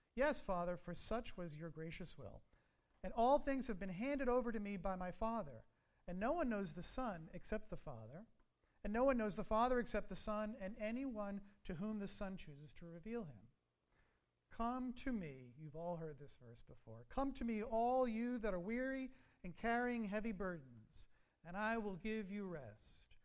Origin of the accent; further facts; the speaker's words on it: Long Island, New York, United States; moved away; I grew up in New York on Long Island, about 30 miles east of Manhattan